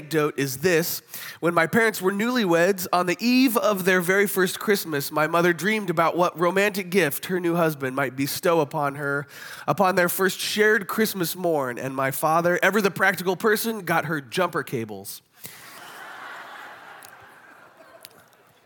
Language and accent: English; Kansas City, United States; They're my hometown football team